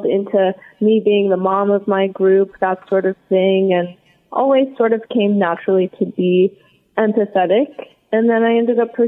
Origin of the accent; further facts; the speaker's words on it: Los Angeles, California, United States; also born or lived in Santa Cruz, California; now in Santa Monica, United States; I grew up in West Hills